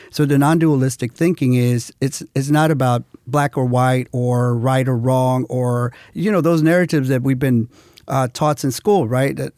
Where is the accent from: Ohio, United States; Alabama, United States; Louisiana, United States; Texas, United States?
Texas, United States; Houston; Well, yeah, I was from Houston.